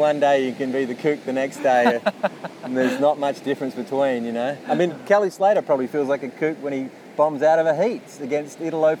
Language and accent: English; Yallingup, Western Australia, Australia; moved away; I remember going back to my hometown where I grew up. I mostly sort of spent most of my time in a place called Yellingup, which is where Taj grew up.